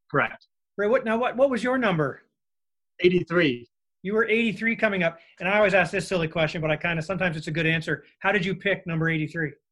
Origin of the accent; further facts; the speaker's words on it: Venezuela; I'm actually from Venezuela.